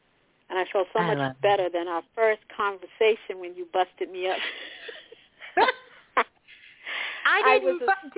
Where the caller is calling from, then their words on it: Massachusetts, United States; calling from Massachusetts.